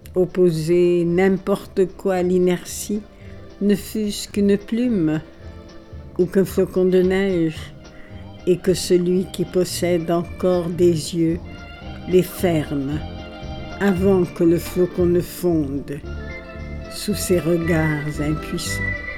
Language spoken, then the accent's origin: French; Alexandria, Alexandria Governorate, Egypt; born or raised there; first language Italian; French is a second language; moved away as an adult; also born or lived in Paris